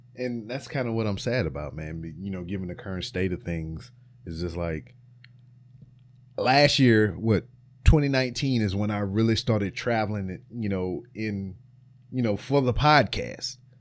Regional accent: Louisiana, United States; my home state of Louisiana

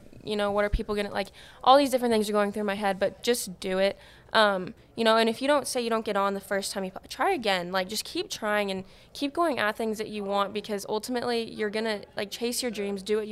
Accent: Midwest, United States; I'm from the Midwest

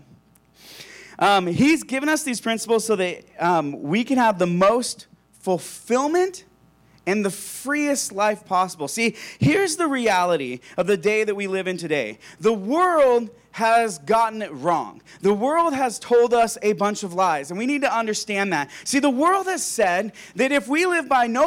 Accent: La Crosse, United States; I grew up in La Crosse, about an hour from here. It's a farm town right in the middle of a wheat field

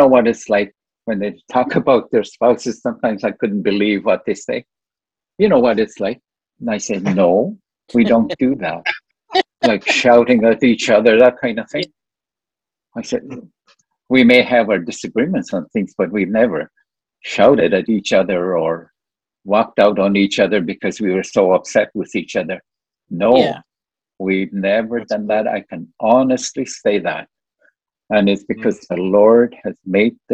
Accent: Moose Factory, Ontario, Canada; moved away; also born or lived in North Bay / Sudbury; I had gone up to Moose Factory to visit just overnight

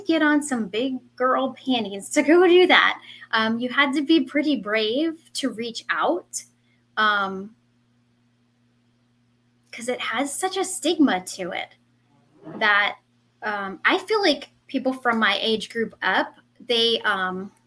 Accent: New Jersey, United States; also born or lived in Central Florida; now in Florida, United States; I am a Jersey girl. I was born and raised in Jersey, and I am now in Central Florida

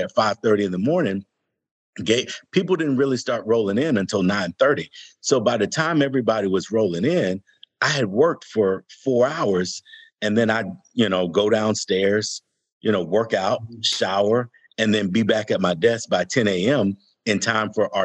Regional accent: Atlanta, Georgia, United States; growing up in Atlanta as a young African-American, we were all on the south side of Atlanta.

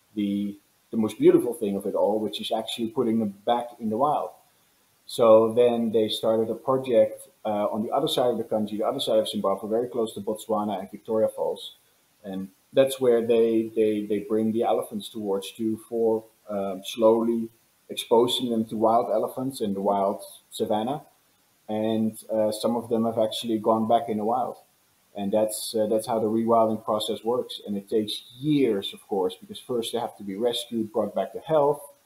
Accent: Netherlands; now in Los Angeles, United States; I was born and raised in the Netherlands

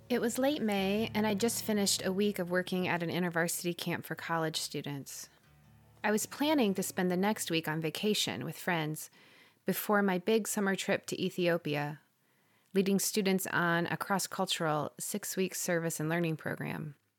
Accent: Parkersburg, Iowa, United States; moved away; This town was where I'd grown up

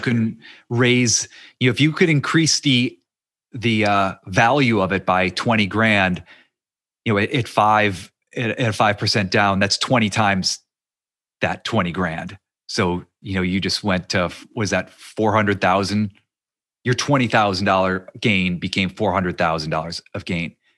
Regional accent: near Youngstown, Ohio, United States; moved away; I grew up near Youngstown, Ohio

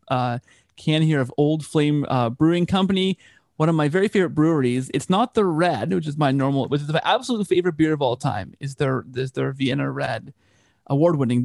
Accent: Canada; I'm Canadian

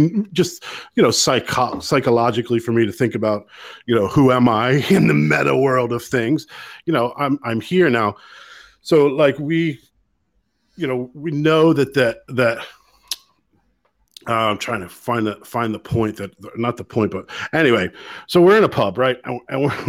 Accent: United States; you're an American

